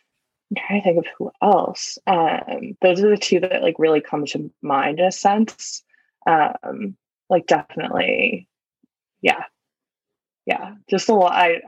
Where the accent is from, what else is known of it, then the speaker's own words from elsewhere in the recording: East Coast, United States; Cause I feel like everything has been so accessible, especially like growing up on the East Coast and stuff like that. And like just being in New York and everything.